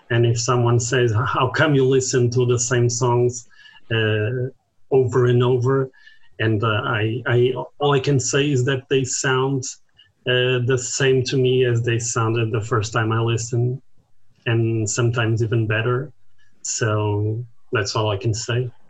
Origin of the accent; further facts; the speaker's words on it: Portugal; also born or lived in Porto; from Portugal. I live in Porto or Oporto.